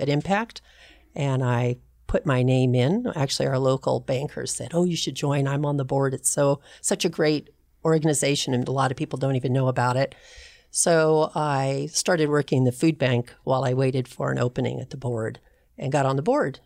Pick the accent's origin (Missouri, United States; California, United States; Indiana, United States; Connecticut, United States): California, United States; Pasadena; moved away as an adult; also born or lived in Long Beach / Seattle; now in Arizona, United States; grew up in Pasadena.